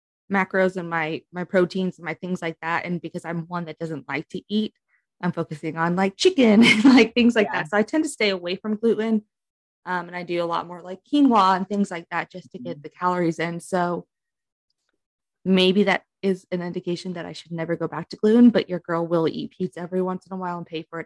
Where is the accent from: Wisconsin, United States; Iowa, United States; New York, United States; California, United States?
New York, United States; I'm from New York